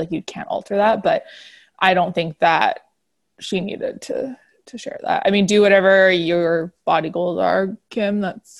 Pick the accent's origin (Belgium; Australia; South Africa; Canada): Canada; We're Canadian, so we don't really know the monuments all that well.